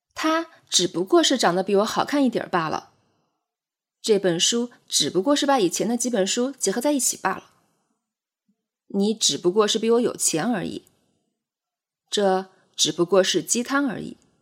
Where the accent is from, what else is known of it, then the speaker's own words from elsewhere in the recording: Jiangxi, China; 我会先说自己是江西人